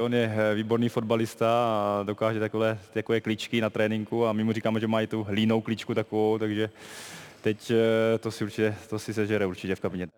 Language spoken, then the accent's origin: Czech; Germany; moved away; to mě pomohlo, že jsem vyrůstal v Německu